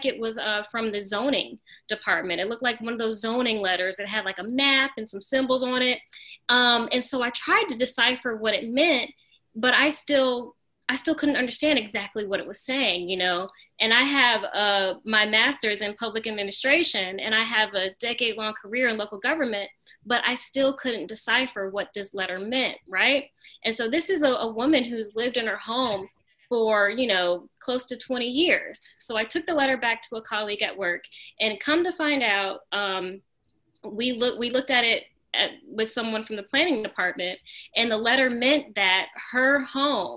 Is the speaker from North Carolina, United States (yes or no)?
yes; Charlotte, North Carolina, United States; also born or lived in Norfolk, Virginia; we all moved down to Charlotte when my brother and I were in elementary school. And my mom works in healthcare, so she felt like Charlotte was a great place to start over. And so we moved down to Charlotte, and, you know, I grew up here